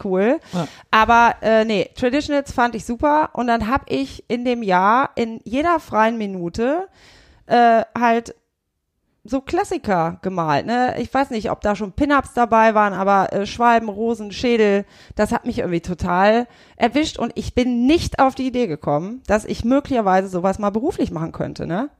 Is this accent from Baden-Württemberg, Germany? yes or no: no; Burgdorf, Lower Saxony, Germany; also born or lived in Leipzig; ich bin aus Hannover, aus der Nähe, aus Burgdorf.